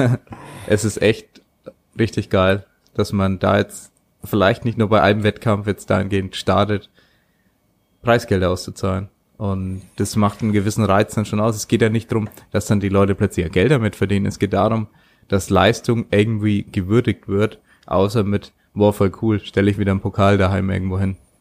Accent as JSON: {"language": "German", "country": "Germany", "said": "bei uns in Deutschland"}